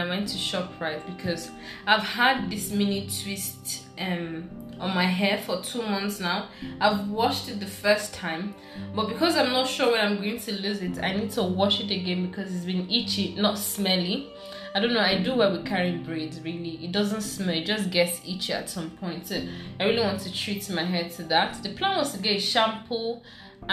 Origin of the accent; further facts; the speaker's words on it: Abia, Nigeria; I'm from Abia State.